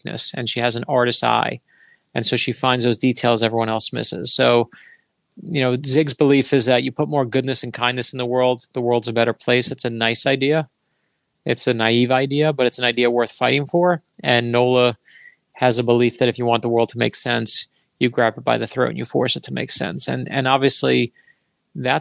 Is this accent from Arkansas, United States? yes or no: no; Florida, United States; I'm from Florida